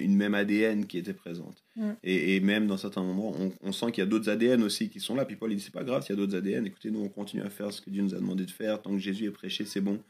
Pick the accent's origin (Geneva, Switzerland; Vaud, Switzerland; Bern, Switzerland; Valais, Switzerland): Vaud, Switzerland; Lausanne; j'ai grandi à Lausanne. Euh, c'est vraiment la ville où je suis né, c'est là où j'ai grandi